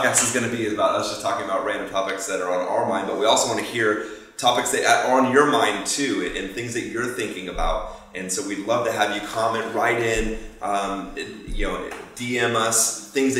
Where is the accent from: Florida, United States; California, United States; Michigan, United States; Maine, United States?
Florida, United States; Fort Myers; moved away as an adult; now in Tampa, United States; Grew up down in Fort Myers